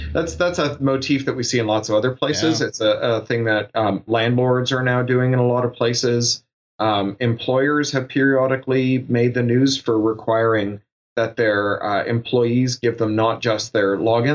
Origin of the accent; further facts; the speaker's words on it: Toronto, Ontario, Canada; I grew up in Toronto